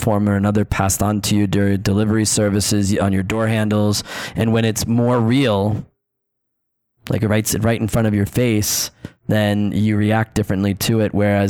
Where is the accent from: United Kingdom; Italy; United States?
United States; New York City, New York; moved away; also born or lived in Mexico City; I am from New York as well, and so it's my hometown